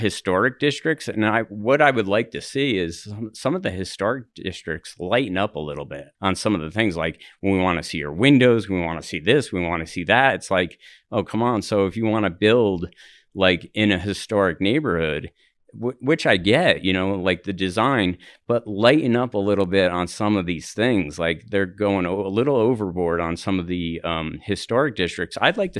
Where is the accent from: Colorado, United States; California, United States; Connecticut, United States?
Colorado, United States; Denver; You know, I'm from the Highlands area, and it's like a lot of construction is going on